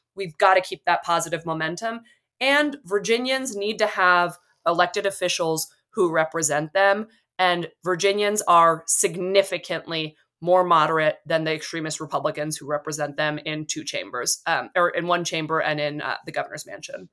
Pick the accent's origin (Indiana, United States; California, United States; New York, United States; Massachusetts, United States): California, United States; Bay Area; growing up in the Bay Area